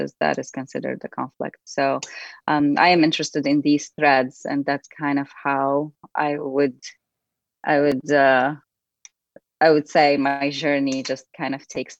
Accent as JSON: {"language": "English", "town": "Damascus", "region": "Damascus Governorate", "country": "Syria", "tie": "born or raised there", "moved": "yes", "lives_now": "United States", "said": "I was born and raised in Damascus, Syria, and came to the United States in 2002 as an immigrant."}